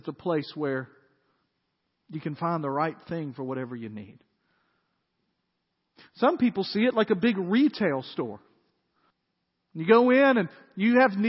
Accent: Dyersburg, Tennessee, United States; moved away; When I was growing up in Dyersburg, we had a country club in Dyersburg

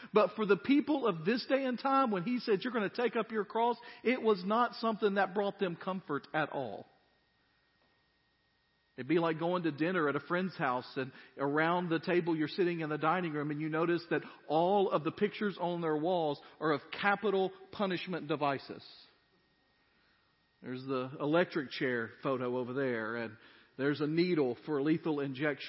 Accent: United States; as American Christians

